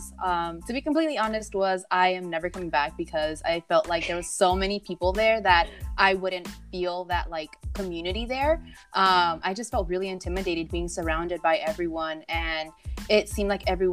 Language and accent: English; Los Angeles, California, United States; I am proudly from South Central Los Angeles